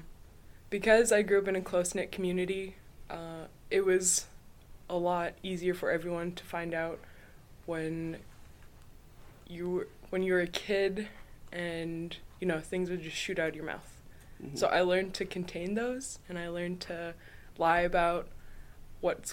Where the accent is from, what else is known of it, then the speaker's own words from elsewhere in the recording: St. Mary's, Alaska, United States; I'm from St. Mary's, Alaska